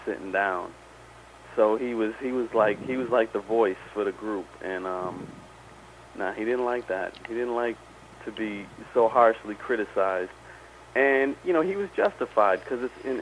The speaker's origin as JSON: {"language": "English", "town": "Boston", "region": "Massachusetts", "country": "United States", "tie": "born or raised there", "said": "I stayed living at the house I grew up in Dorchester"}